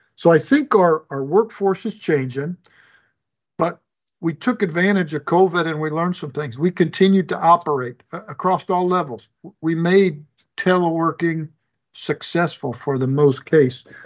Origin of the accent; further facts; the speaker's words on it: Chicago, Illinois, United States; moved away as an adult; was born and raised in Chicago, Illinois